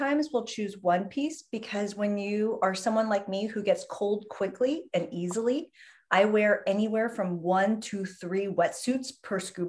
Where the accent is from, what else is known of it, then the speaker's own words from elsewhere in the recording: San Diego, California, United States; moved away; also born or lived in San Francisco / New York City / South Florida; I was born in San Diego, lived in San Francisco for a very long time, but then lived in New York City for a long